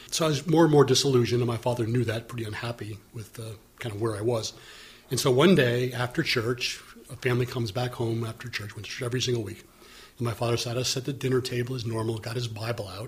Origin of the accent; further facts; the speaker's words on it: Wilmette, Illinois, United States; when I was growing up in Wilmette, Illinois